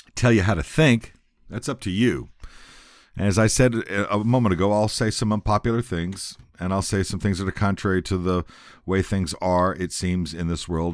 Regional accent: San Antonio, Texas, United States; also born or lived in Shreveport, Louisiana / Seguin, Texas; I grew up in San Antonio, went to school, went to elementary school, went to junior high school, went to high school

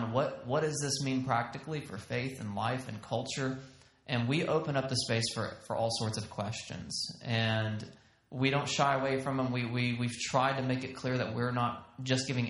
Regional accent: Texas, United States; accent: Southern; also born or lived in Georgia; now in Bozeman, United States; We have Texas pride. So my wife always says, you know, we have to tell people we're from Texas, not Georgia. We're from Texas.

